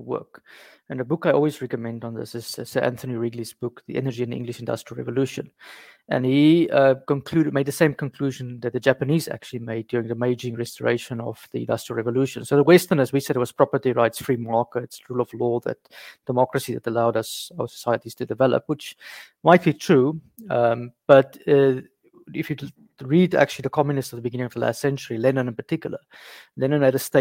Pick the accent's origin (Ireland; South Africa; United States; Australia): South Africa; moved away as an adult; now in France; I'm from South Africa originally. I stay in France now